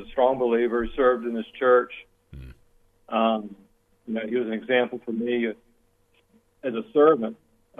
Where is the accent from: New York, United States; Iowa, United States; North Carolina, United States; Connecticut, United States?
North Carolina, United States; Elizabeth City; now in Greensboro, United States; My hometown, Elizabeth City